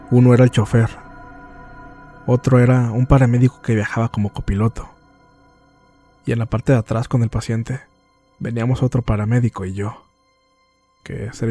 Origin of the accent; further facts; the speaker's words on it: Nogales, Sonora, Mexico; fui voluntario en una pequeña unidad de rescate y ambulancias, en la ciudad de Nogales, Sonora, de donde soy originario.